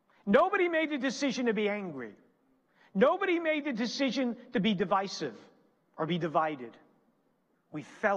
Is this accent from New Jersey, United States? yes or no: yes; New Jersey, United States; moved away; also born or lived in Pennsylvania; I'm originally from New Jersey. Our church is in Pennsylvania.